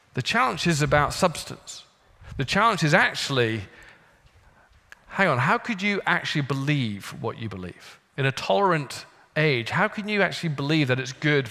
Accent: United Kingdom; moved away; I'm British

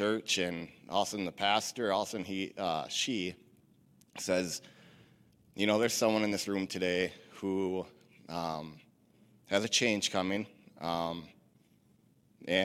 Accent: Stratford, Wisconsin, United States; also born or lived in Rice Lake, Wisconsin; I'm originally from Stratford, Wisconsin. I grew up going to a church here in Stratford off and on as a kid with my family

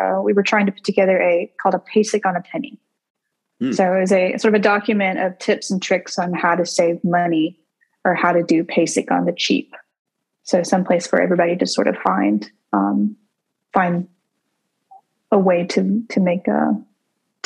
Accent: Centreville, Alabama, United States; moved away as an adult; also born or lived in Baltimore; I grew up in a little town called Centerville in Alabama

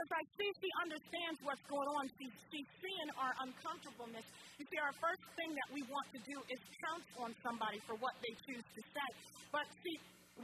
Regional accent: New Jersey, United States; now in Olean, United States; I'm from New Jersey originally. But I live in upstate New York, and that's where my mother and father were raised

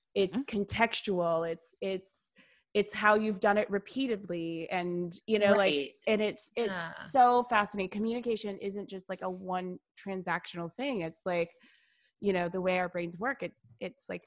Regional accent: Atlanta, Georgia, United States; I grew up here in Atlanta, woman of color

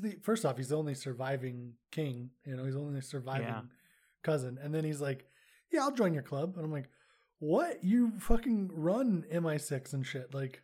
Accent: United States; I'm also American.

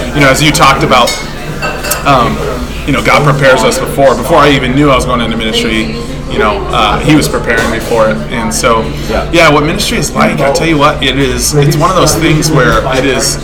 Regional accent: Bow, New Hampshire, United States; also born or lived in Michigan; I come from. Uh, as you said, Bow, New Hampshire, gorgeous little place. Um, lived there for the past what 22 years. Before that, I was born in Michigan.

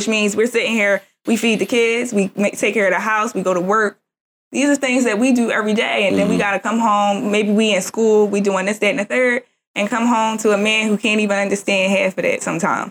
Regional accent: Jamaica; And I'm Jamaican.

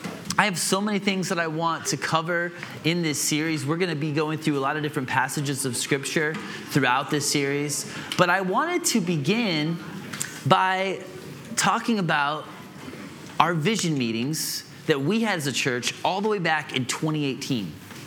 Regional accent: Atlanta, Georgia, United States; also born or lived in Illinois / Greenville; I grew up in Atlanta and Illinois, and I lived in Greenville for 7 years as a young adult.

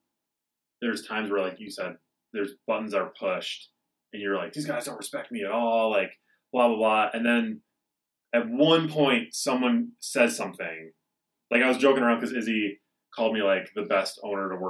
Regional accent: Midwest, United States; now in Denver, United States; I'm from the Midwest

